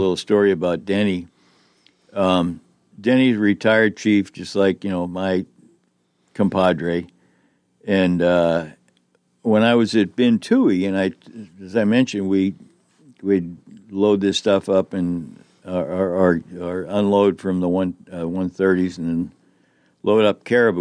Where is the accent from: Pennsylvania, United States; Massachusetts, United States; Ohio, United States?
Massachusetts, United States; Boston; moved away; they're from my neck of the woods back in the Greater Boston area